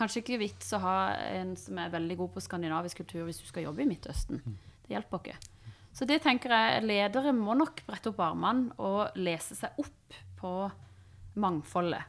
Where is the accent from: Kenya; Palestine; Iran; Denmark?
Iran; Norwegian is a second language; now in Norway; jeg er jo fra Iran